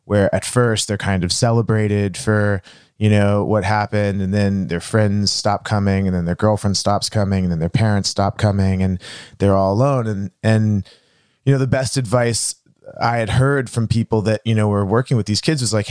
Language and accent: English; Dallas, Texas, United States; I'm from Dallas, Texas